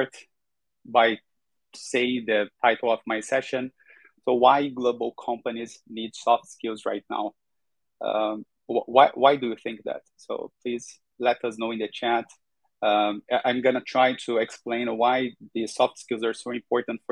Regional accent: Brazil; I'm from Brazil, Latin America

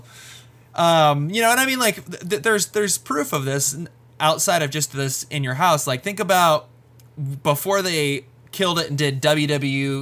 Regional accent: Welsh, Wales, United Kingdom; being a Welsh guy

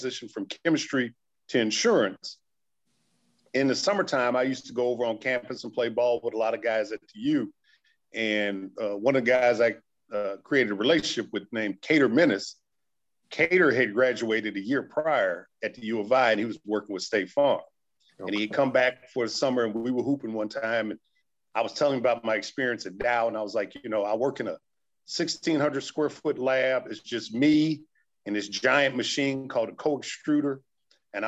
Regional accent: Urbana-Champaign, Illinois, United States; also born or lived in Midland, Michigan; growing up in Urbana-Champaign, the University of Illinois just wasn't recruiting us folks who lived in the community

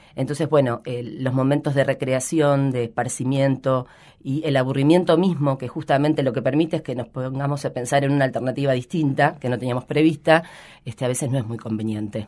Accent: Rojas, Buenos Aires Province, Argentina; now in Rosario, Argentina; hace muchísimos años que vivo acá, pero yo soy de Rojas, que es una ciudad pequeña de la provincia de Buenos Aires

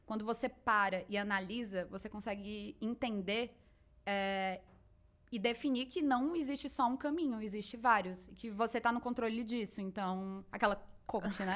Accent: Fortaleza, Ceará, Brazil; nasci em Fortaleza, Ceará, minha terra.

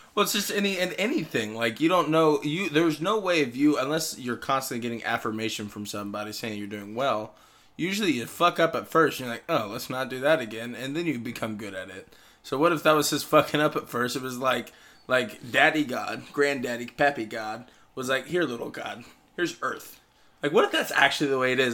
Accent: Texas, United States; we're from Texas

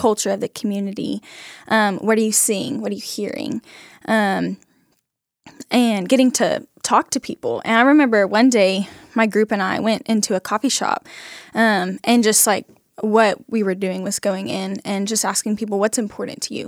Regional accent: Huffman, Texas, United States; now in Nacogdoches, United States; I'm from Huffman, Texas

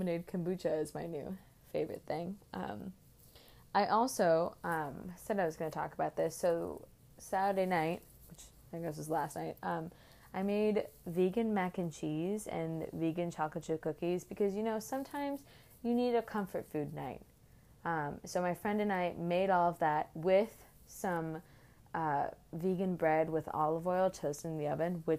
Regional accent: Oakland, California, United States; now in Boston, United States; I'm from Oakland, California

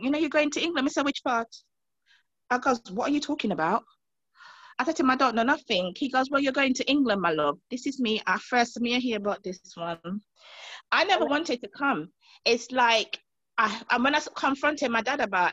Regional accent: Montserrat; moved away; coming from growing up in the Caribbean, especially Montserrat

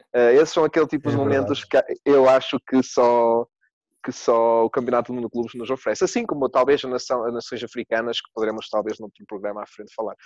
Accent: Portugal; Sendo português

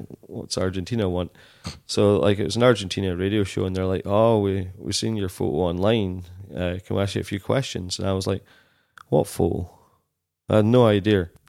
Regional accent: Dumfries, Scotland, United Kingdom; also born or lived in Glasgow; I grew up in Dumfries

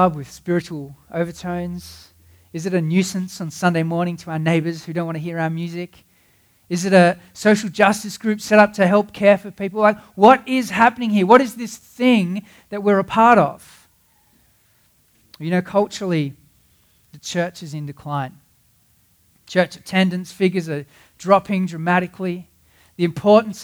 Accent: Cape Town, Western Cape, South Africa; I grew up in Cape Town

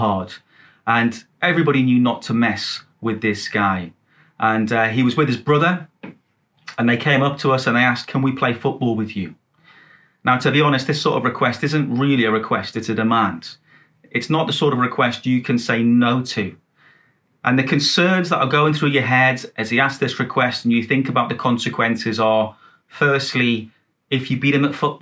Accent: Newcastle upon Tyne, North East England, United Kingdom; I grew up in Newcastle, in a place called Biker

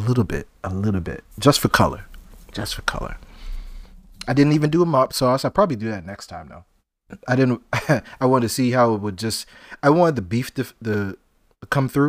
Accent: Charleston, South Carolina, United States; So, we're both from Charleston, right? Or that area. We grew up there. We grew up eating seafood, right?

